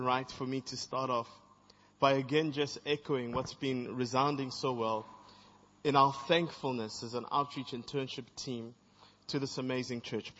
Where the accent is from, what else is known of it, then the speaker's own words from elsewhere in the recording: Zambia; also born or lived in Zimbabwe / East Germany; now in South Africa; I'm from Zambia, I'm from Zimbabwe, I'm from East Germany, and I'm currently from South Africa.